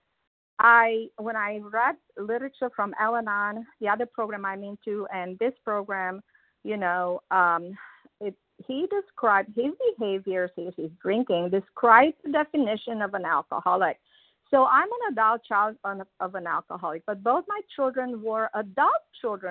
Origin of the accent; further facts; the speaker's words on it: Transylvania, Romania; moved away; everybody that I know of in this line was born in my hometown. And so that's where I started my life, in that small town in the mountains of Transylvania